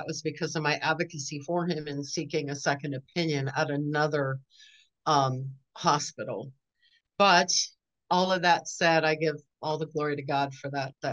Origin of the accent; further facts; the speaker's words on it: Southern California, United States; moved away as an adult; now in Northwest Arkansas, United States; I was born and raised in Southern California, and lived all over down there